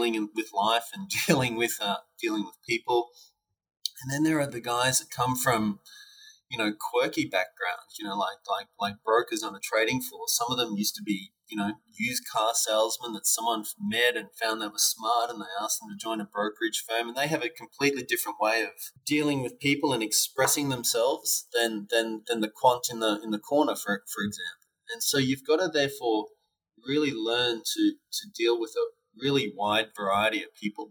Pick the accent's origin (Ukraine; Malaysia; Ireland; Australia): Australia; Brisbane, Queensland; my hometown of Brisbane when I was at university